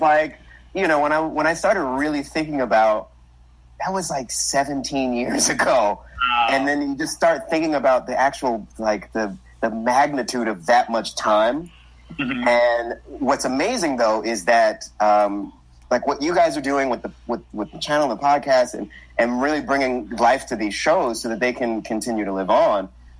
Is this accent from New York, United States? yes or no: yes; New York, United States; I'm from New York.